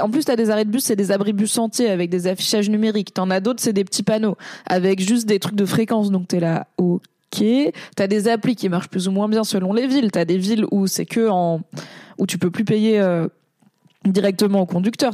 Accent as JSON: {"language": "French", "town": "Paris", "region": "Île-de-France", "country": "France", "said": "je suis une parisienne"}